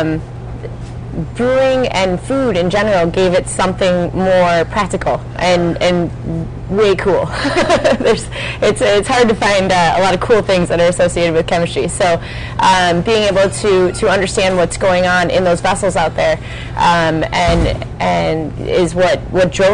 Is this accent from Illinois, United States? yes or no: yes; Aurora, Illinois, United States; moved away as an adult; I'm born and raised in Aurora, Illinois, so... you know, about 40 miles west of here